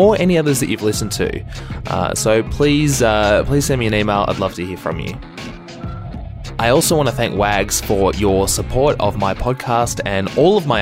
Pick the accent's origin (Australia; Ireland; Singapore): Australia; Melbourne, Victoria; Melbourne, Australia. That's my hometown